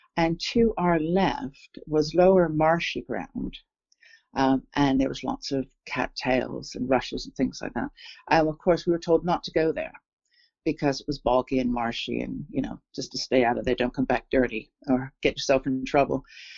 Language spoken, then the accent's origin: English; England, United Kingdom; moved away; also born or lived in Toronto, Canada; because I was born here in England, in the town where I grew up as I was born here in a small town on the south coast of England, and I have returned here. I went to Toronto with my family in 1966.